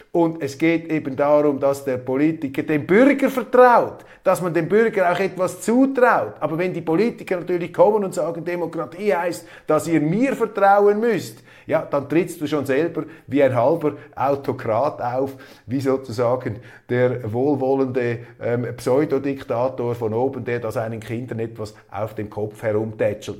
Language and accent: German; Switzerland; als Schweizer